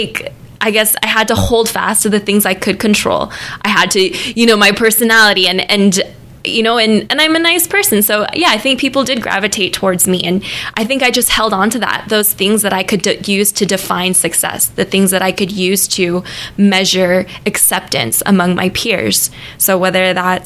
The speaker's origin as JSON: {"language": "English", "region": "California", "country": "United States", "tie": "born or raised there", "also_born_or_lived": "Sacramento, California / Thailand", "said": "I was born in Sacramento, California"}